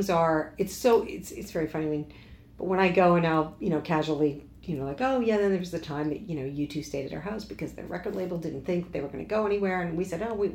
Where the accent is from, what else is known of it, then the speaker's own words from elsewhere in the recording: Lake Muskoka, Ontario, Canada; now in Toronto, Canada; I grew up in Lake Muskoka